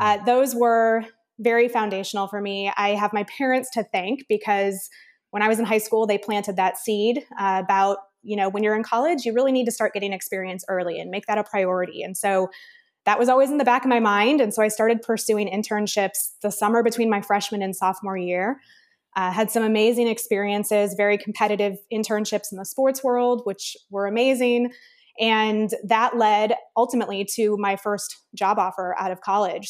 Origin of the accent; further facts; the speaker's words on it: Midwest, United States; grew up in the Midwest, Big Ten